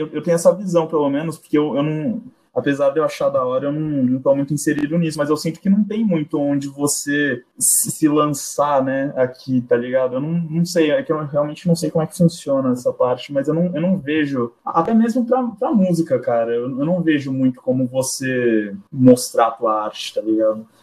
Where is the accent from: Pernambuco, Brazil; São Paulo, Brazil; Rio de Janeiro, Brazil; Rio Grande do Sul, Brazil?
São Paulo, Brazil; Santos; also born or lived in Japan; Estou em Santos desde então, nunca nunca nunca morei em outro lugar, desde que eu me entendo por gente